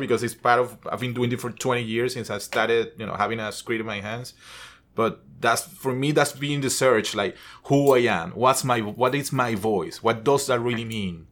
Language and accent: English; Venezuela; English is a second language; moved away as an adult; I'm from Venezuela. I'm not a Native American. I wasn't born here, basically, born and raised. So I've been here for 17 years